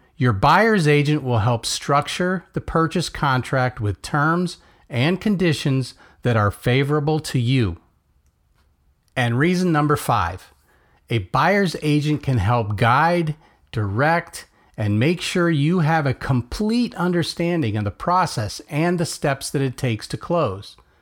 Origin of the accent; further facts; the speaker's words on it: Melbourne, Florida, United States; coming to you from my hometown of Melbourne, Florida